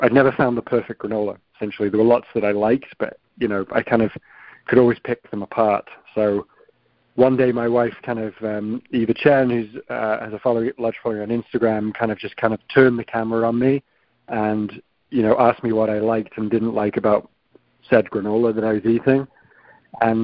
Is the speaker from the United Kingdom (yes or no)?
yes; the north of England, United Kingdom; moved away as an adult; now in New York, United States; small rough and tumble town in the north of England